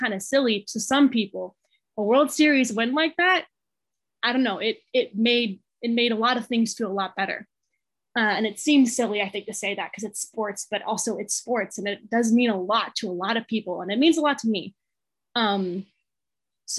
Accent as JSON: {"language": "English", "town": "Los Angeles", "region": "California", "country": "United States", "said": "I'm from Los Angeles"}